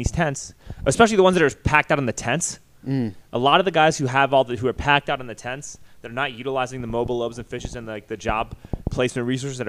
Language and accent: English; New York City, New York, United States; now in Austin, United States; I grew up in New York City. I left there for a reason.